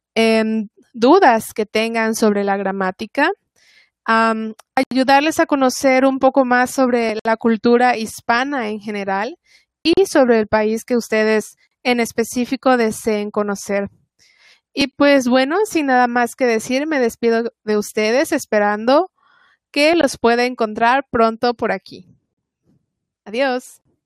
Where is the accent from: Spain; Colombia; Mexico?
Mexico; first language Spanish; soy mexicana